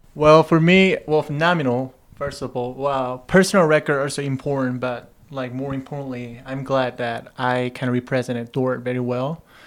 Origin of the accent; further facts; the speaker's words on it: Seoul, South Korea; moved away as an adult; I grew up out in Seoul, South Korea, and I played a baseball there until the high school.